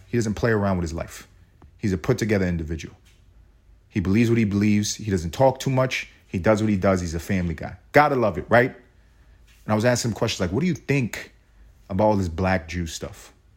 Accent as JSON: {"language": "English", "country": "United States", "said": "I'm as American as they come."}